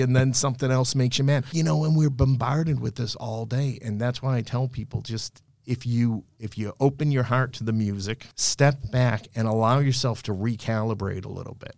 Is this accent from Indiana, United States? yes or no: no; Somerville, Massachusetts, United States; I grew up in Somerville. I went to school at Malden Catholic